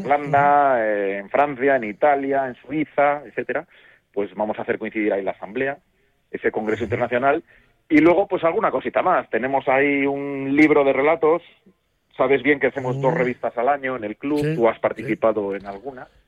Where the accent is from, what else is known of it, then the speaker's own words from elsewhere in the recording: Castile and León, Spain; also born or lived in Sayago (Zamora); yo que soy de León